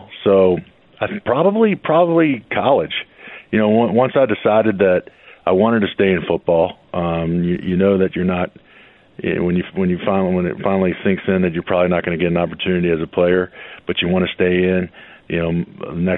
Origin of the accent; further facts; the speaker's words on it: Virginia, United States; moved away as an adult; also born or lived in Baltimore / Chicago / Philadelphia; growing up in Virginia area